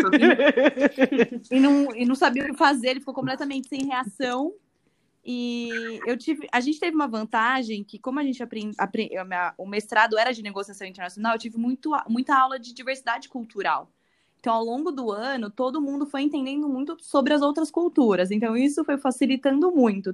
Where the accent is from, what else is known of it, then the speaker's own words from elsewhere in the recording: Brazil; eu sou bem brasileira